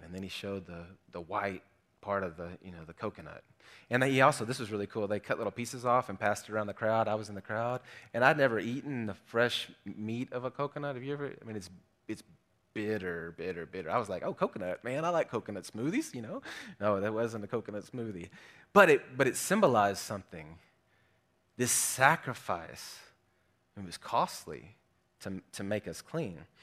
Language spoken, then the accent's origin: English; South Arkansas, United States; I grew up in South Arkansas